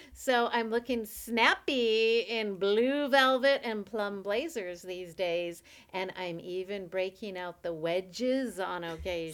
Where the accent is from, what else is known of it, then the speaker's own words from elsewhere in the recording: Canada; I'm a Canadian